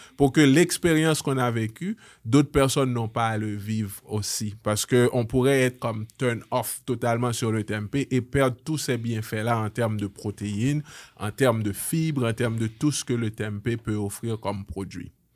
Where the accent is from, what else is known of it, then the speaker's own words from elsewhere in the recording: Haiti; moved away; un Haïtien, une famille haïtienne, on vient d'Haïti